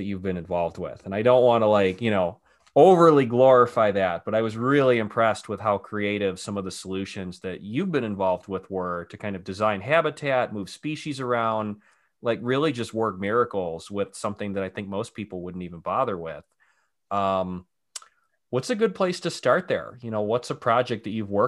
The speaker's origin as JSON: {"language": "English", "town": "Cleveland", "region": "Ohio", "country": "United States", "tie": "born or raised there", "moved": "yes", "said": "I grew up in Cleveland"}